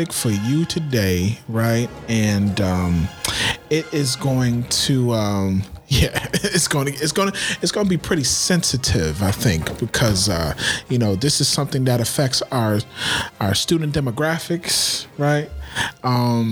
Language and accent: English; United States; I'm Black American